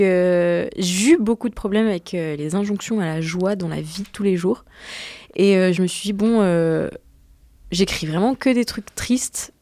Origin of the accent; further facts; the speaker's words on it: Grenoble, Auvergne-Rhône-Alpes, France; now in Paris, France; on vient tous les deux de Grenoble